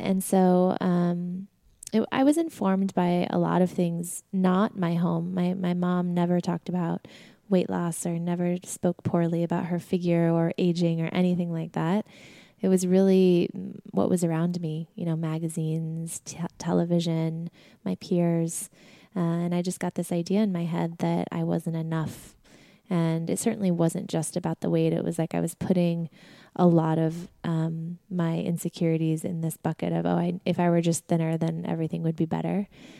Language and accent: English; Sedona, Arizona, United States; moved away as an adult; also born or lived in New York; We grew up in Sedona, Arizona.